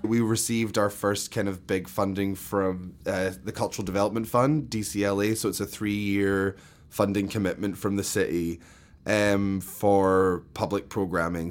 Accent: Scotland, United Kingdom; moved away as an adult; also born or lived in London; now in New York, United States; I grew up in Scotland, between Glasgow and London, but mainly in Scotland

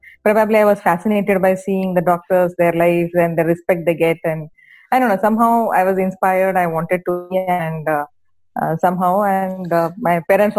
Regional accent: Bagalkot, Karnataka, India; English is a second language; I'm from Bagalkot. You know, I'm sure you all have heard of Bagalkot, a nearby place, a very small place. Now it's a district place, but that time it was a very small town.

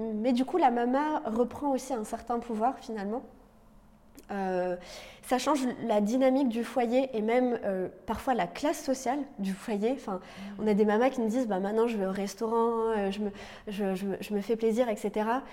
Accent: Lorraine, Grand Est, France; moved away; also born or lived in Paris; je viens de Lorraine à la base

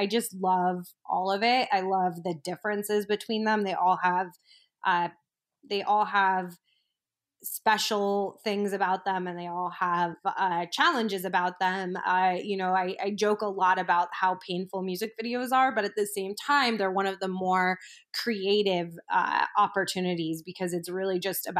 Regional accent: New York City, New York, United States; and granted, I am a New Yorker, so I'm obviously in a microcosm that is traditionally more open than other parts of the country

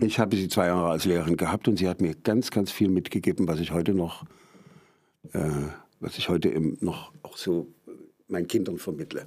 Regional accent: Meissen, Saxony, Germany; also born or lived in Dresden; Ich komme ursprünglich aus Meißen, dort bin ich geboren.

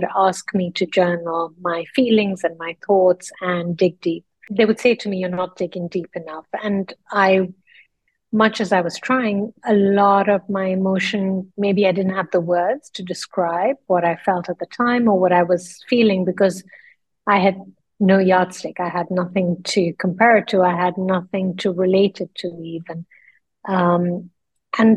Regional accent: Lucknow, Uttar Pradesh, India; moved away as an adult; also born or lived in London; I grew up then in the northern part of India in a small town. It's a Muslim city. It's called Lucknow

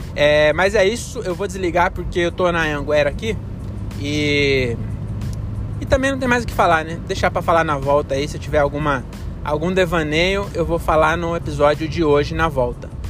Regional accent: Francisco Morato, São Paulo, Brazil; now in Cajamar, Brazil; Morato, que é a minha cidade natal, né? Agora eu moro em Cajamar.

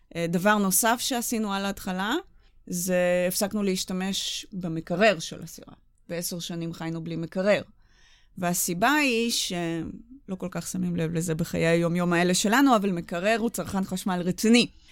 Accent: Israel; הגענו מישראל

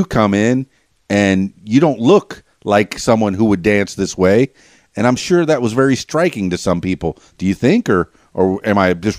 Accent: Miami, Florida, United States; yeah, I'm from Miami, so I'm familiar with every one of those dances that you were talking about.

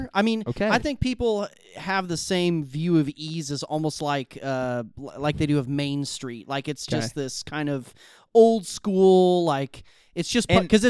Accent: Midwest, United States; I'm from the Midwest. I'm a Midwesterner.

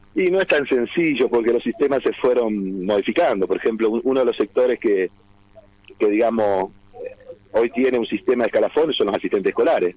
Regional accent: Argentina; now in Santa Fe, Argentina

